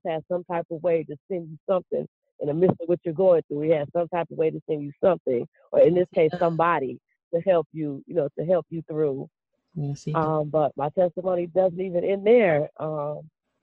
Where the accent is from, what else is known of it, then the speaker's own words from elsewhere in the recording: Cleveland, Ohio, United States; I grew up in Cleveland, Ohio.